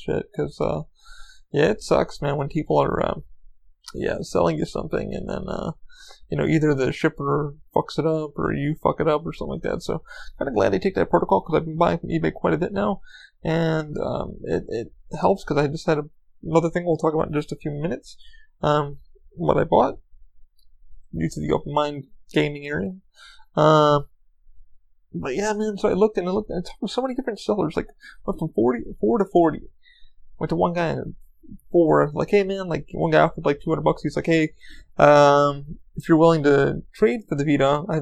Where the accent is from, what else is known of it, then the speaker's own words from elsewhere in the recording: New York, United States; I grew up in New York